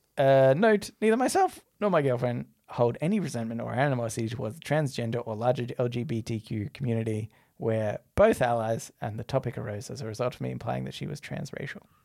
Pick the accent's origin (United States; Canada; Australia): Australia